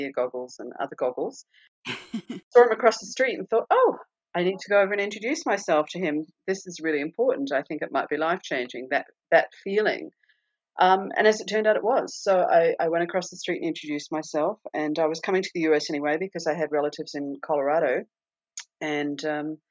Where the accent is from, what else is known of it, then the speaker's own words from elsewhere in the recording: Australia; first language English; moved away as an adult; also born or lived in Perth; now in United States; So when growing up, I used to watch American TV shows and English TV shows and Australian TV shows.